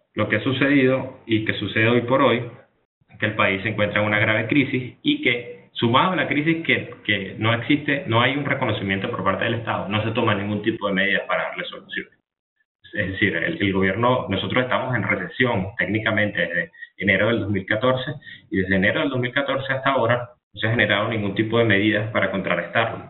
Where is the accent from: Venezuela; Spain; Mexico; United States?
Venezuela; yo como venezolano